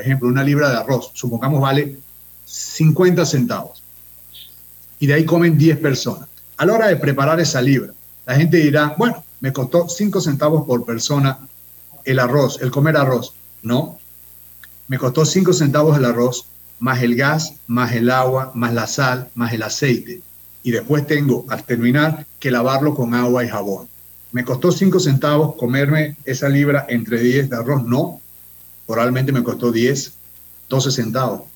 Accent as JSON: {"language": "Spanish", "country": "Panama", "said": "como panameño"}